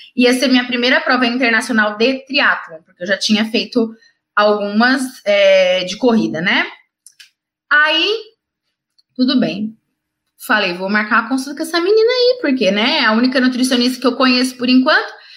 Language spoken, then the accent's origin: Portuguese; Ribeirão Preto, São Paulo, Brazil; eu sou de Ribeirão Preto, interior de São Paulo